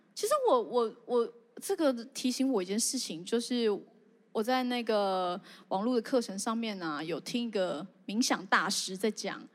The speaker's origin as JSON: {"language": "Chinese", "town": "Zhongli", "region": "Taoyuan", "country": "Taiwan", "tie": "born or raised there", "said": "我虽然住在中立，好像也没有很偏乡，可是我真的是一个野人"}